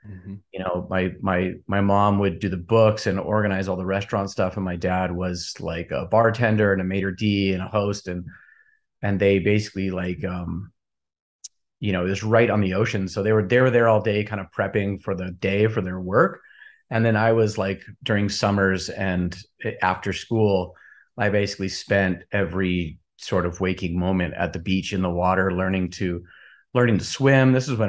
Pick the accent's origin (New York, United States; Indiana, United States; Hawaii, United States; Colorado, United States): Hawaii, United States; Kona; I was born and raised in Hawaii.